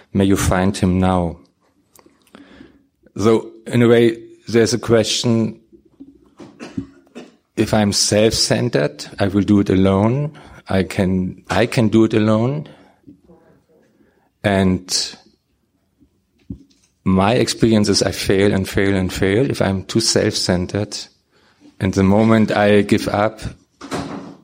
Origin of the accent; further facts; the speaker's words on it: Germany; English is a second language; When I came over from Germany, I came to Nashville.